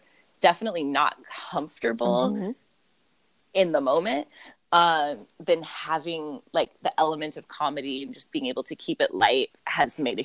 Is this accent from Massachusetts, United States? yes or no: no; Los Angeles, California, United States; I am from Los Angeles and currently live here.